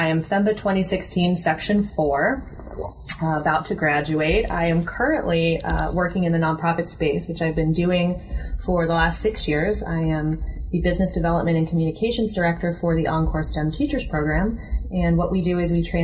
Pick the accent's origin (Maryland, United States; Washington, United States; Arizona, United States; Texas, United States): Maryland, United States; moved away as an adult; also born or lived in New York City / Seoul, South Korea / Madrid, Spain; now in Los Angeles, United States; I grew up in Maryland, just outside of DC